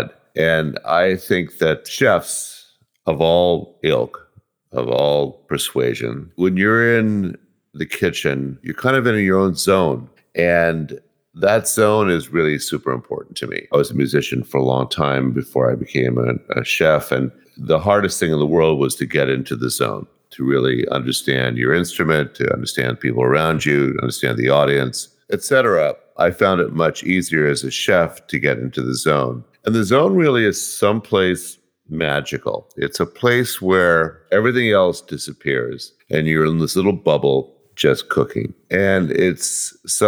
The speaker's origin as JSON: {"language": "English", "town": "Berkeley", "region": "California", "country": "United States", "tie": "born or raised there", "also_born_or_lived": "Oakland, California / El Cerrito, California", "said": "I was born in Oakland and grew up in Berkeley and El Cerrito, East Bay, the San Francisco Bay Area"}